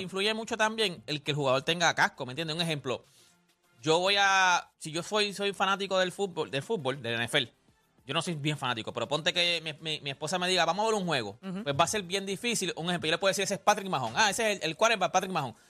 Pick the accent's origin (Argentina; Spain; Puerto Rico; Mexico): Puerto Rico; Canóvanas; also born or lived in Loíza, Puerto Rico; Yo soy, yo soy de Canóvana, de, de Loíza